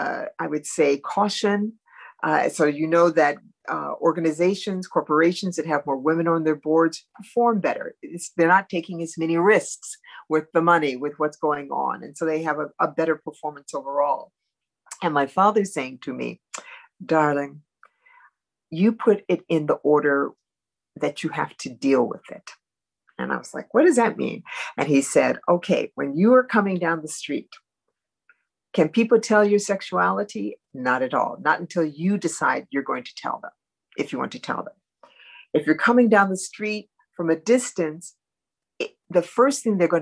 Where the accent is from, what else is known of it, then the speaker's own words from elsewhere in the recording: United States; many of us as Black Americans